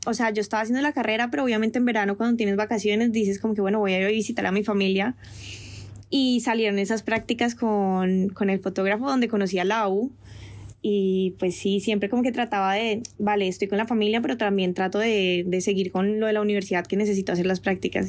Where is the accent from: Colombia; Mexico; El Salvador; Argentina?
Colombia; moved away as an adult; also born or lived in France; now in Spain; yo me devolvía para Colombia a ver a mi familia